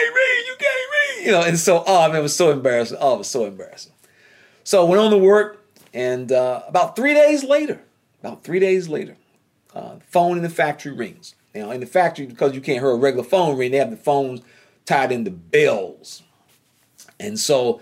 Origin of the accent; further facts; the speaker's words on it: North Carolina, United States; accent: Southern drawl; I'm from North Carolina